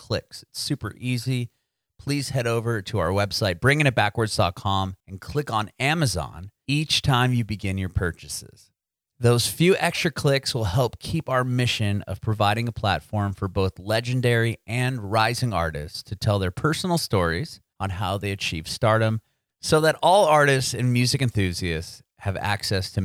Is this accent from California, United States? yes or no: yes; San Diego, California, United States; I'm from San Diego, so I know Southern California